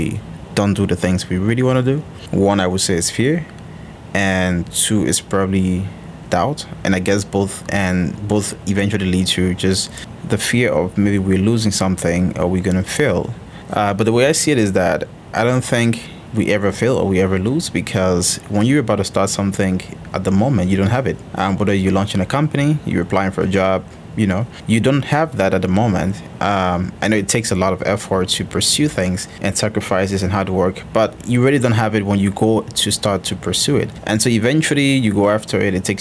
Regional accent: Liberia; moved away; I'm originally from Liberia

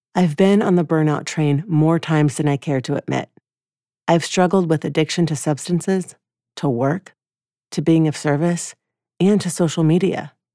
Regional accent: Atlanta, Georgia, United States; moved away; my hometown of Atlanta, Georgia

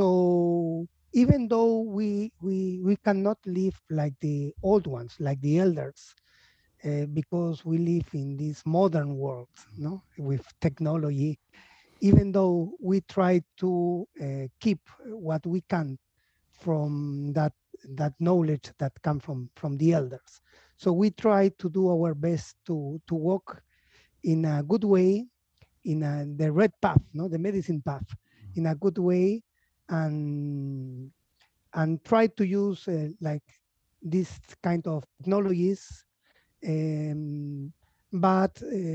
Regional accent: Lima, Peru; also born or lived in Montreal, Canada / Buenos Aires, Argentina; I was born in Lima. I am half Argentinian, half Peruvian.

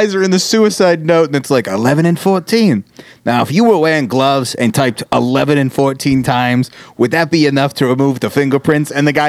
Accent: New York, United States; Yeah, so, you know, I grew up in New York. I see the ST, and I just think street, not saint, you know?

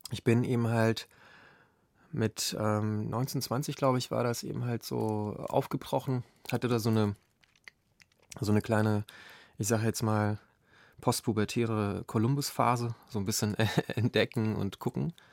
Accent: Lower Silesian Voivodeship, Poland; Ja, ähm, ich bin ähm, in Niederschlesien aufgewachsen. Das ist, ähm, ja, die meisten Hörer werden das wahrscheinlich wissen, äh, eben halt ein Grenzgebiet.

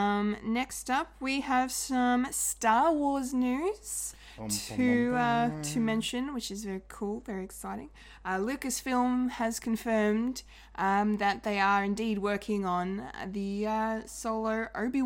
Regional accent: Australia; We are Australian.

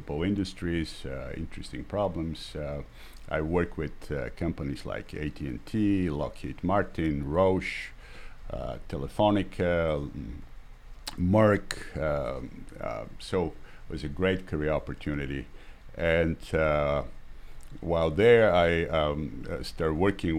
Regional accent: Bulgaria; moved away as an adult; also born or lived in Boston, United States; now in Washington, United States; I'm originally from Bulgaria and spent the early years of my life under the socialist regime there.

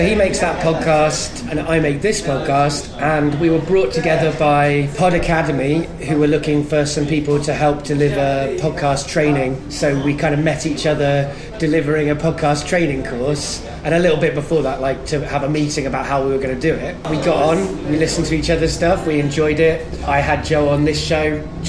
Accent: United Kingdom; I define as British, and for many years I've met people saying you should call yourself English or whatever

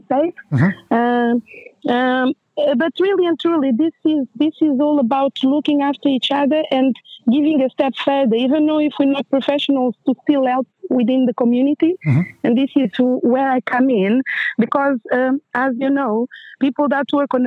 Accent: Portugal; moved away as an adult; also born or lived in Angola; now in United Kingdom; I'm original from Angola, but I grew up in Portugal

